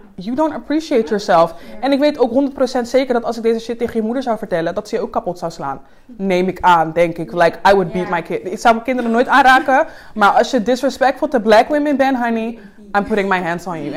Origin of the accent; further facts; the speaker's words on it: Suriname; now in Netherlands; ik kom net uit Suriname. Ik, like, ik ben, daar ben ik geen black girl.